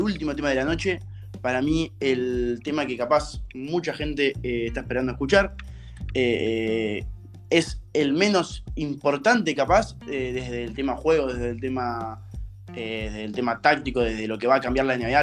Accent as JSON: {"language": "Spanish", "country": "Argentina", "said": "como argentino"}